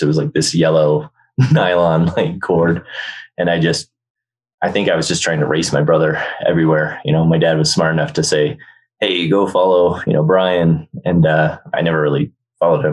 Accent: New Jersey, United States; also born or lived in Massachusetts / Australia; now in Aspen, United States; we grew up skiing, and uh, we were based in New Jersey. Then I was born in Jersey, and uh, my mom's side of the family is all from Jersey. My dad's side is all from Massachusetts. So when he had a job transfer, we all moved up to Massachusetts

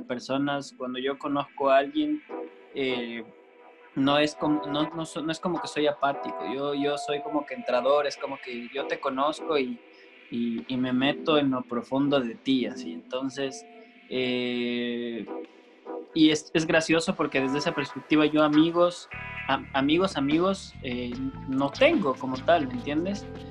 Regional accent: Coast, Ecuador; yo soy costeño

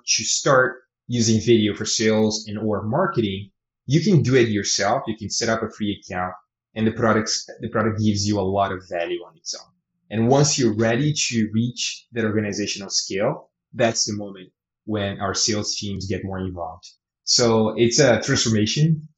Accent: Brazil; moved away as an adult; now in Canada; I come from Brazil and eventually I moved to Canada

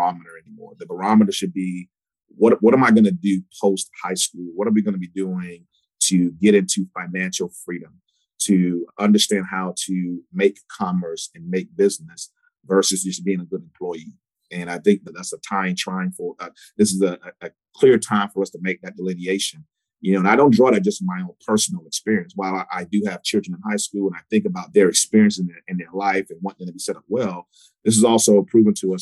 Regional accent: Columbia, South Carolina, United States; also born or lived in Charlotte, North Carolina / Cedar Rapids, Iowa; I grew up here in Columbia, South Carolina.

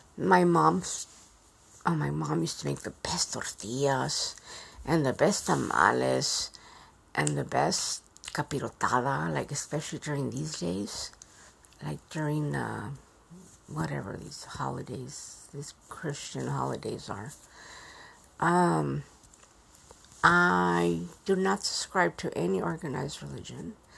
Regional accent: Yuma, Arizona, United States; also born or lived in Mexico; I grew up in Yuma, Arizona.

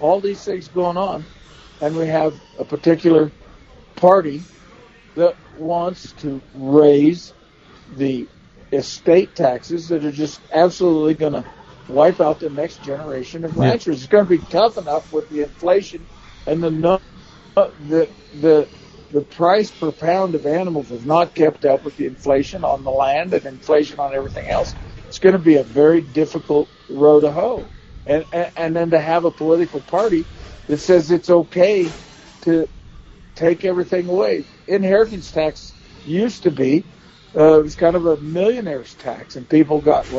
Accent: Eastern Oregon, United States; growing up in Eastern Oregon, which was a desert

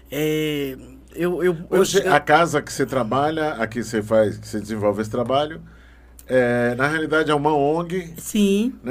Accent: Brasília, Federal District, Brazil; also born or lived in Taguatinga / Ceilândia; Eu nasci aqui em Brasília.

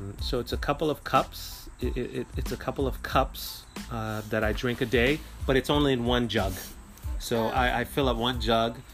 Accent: New York City, New York, United States; moved away; I'm from Brooklyn, New York, where I didn't need a car

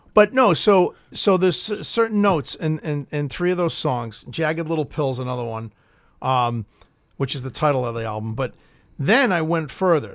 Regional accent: Boston, Massachusetts, United States; I'm fucking from Boston

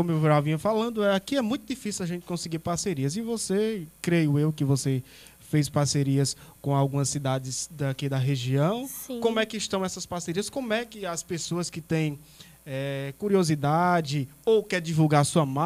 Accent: Palmirim, Ceará, Brazil; a gente mora em uma cidade pequena. Para quem não conhece a gente, a gente é de Palmirim, Ceará. Aqui bem pertinho do Cariri

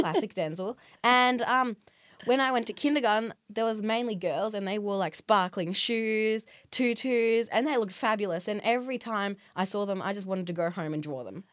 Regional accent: Australia; I've been elected as an Australian representative by a New York company called Culture Hack

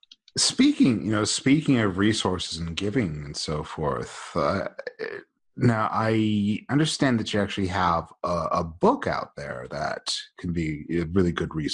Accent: Salt Lake City, Utah, United States; right here in my hometown in Salt Lake.

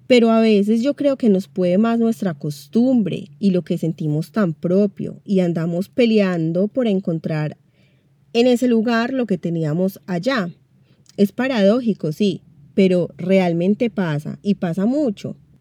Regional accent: Manizales, Caldas, Colombia; moved away as an adult; now in Buenos Aires, Argentina; Yo soy colombiana, específicamente de la ciudad de Manizales, la tierrita del café, pero vivo en Buenos Aires, Argentina, hace casi 10 años.

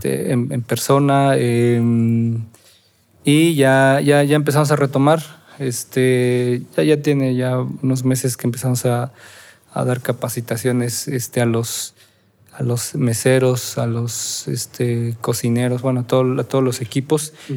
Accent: Oaxaca, Mexico; la celebración más importante como oaxaqueños y no sé si como mexicanos, pero sí como oaxaqueños

